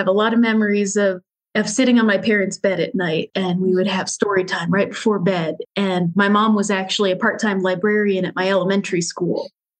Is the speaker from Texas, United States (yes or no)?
no; Indianapolis, Indiana, United States; I am here in Indianapolis in Indiana with my husband.